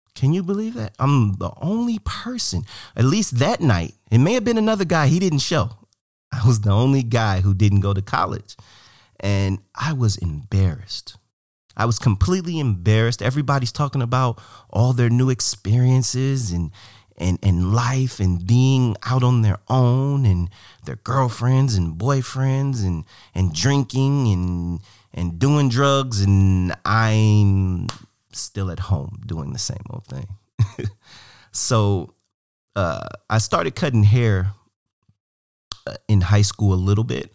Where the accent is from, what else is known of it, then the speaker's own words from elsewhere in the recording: Cleveland, Ohio, United States; moved away as an adult; also born or lived in Portland; I'm from Cleveland. I love Cleveland. Cleveland's me. I'm, I'm Cleveland.